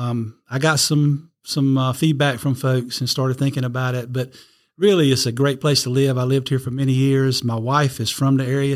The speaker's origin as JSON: {"language": "English", "town": "Red Springs", "region": "North Carolina", "country": "United States", "tie": "born or raised there", "said": "I was born in Red Springs, North Carolina, little town just south of Fayetteville"}